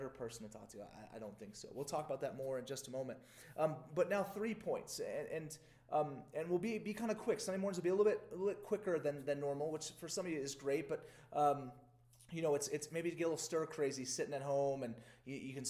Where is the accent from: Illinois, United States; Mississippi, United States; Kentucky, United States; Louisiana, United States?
Louisiana, United States; I grew up in Louisiana in the South